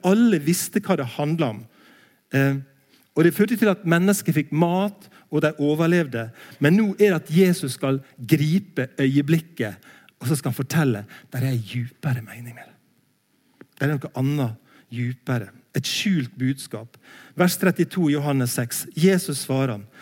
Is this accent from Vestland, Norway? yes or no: no; Langevåg, Møre og Romsdal, Norway; moved away; also born or lived in Bildøy; jeg er fra Sunnmøre, en plass heter Langevåg